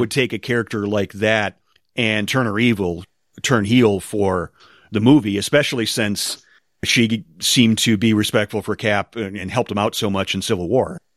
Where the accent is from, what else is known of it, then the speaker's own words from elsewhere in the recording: United States; I love being an American.